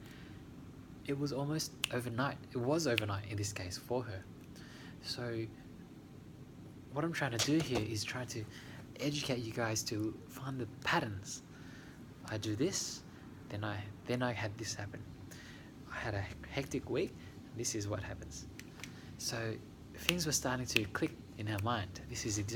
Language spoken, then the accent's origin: English; Australia; when I grew up in Australia, my mum lived in a house in Helston Park